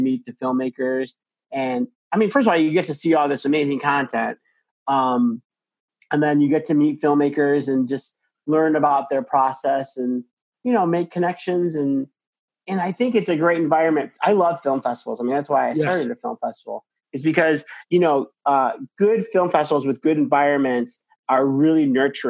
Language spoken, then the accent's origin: English; Chicago, Illinois, United States; I'm from Chicago